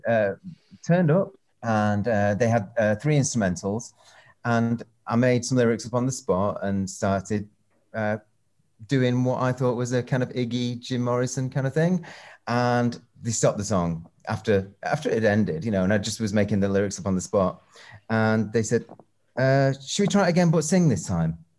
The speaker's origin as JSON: {"language": "English", "town": "Northwich", "region": "North West England", "country": "United Kingdom", "tie": "born or raised there", "also_born_or_lived": "Manchester / London / Los Angeles", "moved": "yes", "said": "we all bought records from this one shop in my hometown, Northwich"}